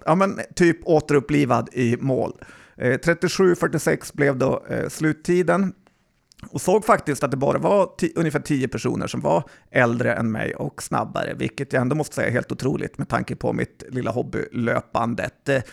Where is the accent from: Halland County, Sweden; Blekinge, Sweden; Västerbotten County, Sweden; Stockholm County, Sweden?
Västerbotten County, Sweden; som västerbottning